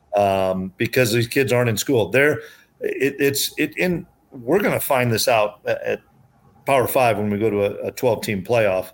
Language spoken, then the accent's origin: English; Iowa, United States; moved away as an adult; now in Manhattan, Kansas, United States; I'm an Iowa guy. I grew up in Iowa.